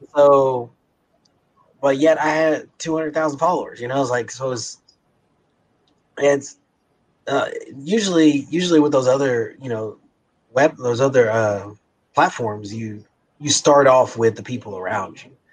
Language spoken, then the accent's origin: English; Kansas City, Missouri, United States; we're both from Kansas City.